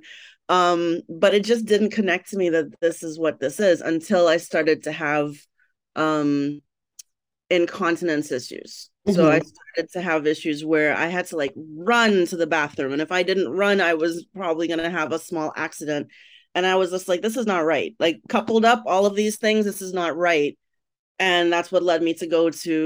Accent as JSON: {"language": "English", "country": "Trinidad & Tobago", "tie": "born or raised there", "also_born_or_lived": "Miami, United States", "moved": "as an adult", "lives_now": "Chicago, United States", "said": "I was born in Trinidad. Trinidad and Tobago is the country, but I was specifically born in Trinidad. I grew up there until about 1998. Then I migrated to America."}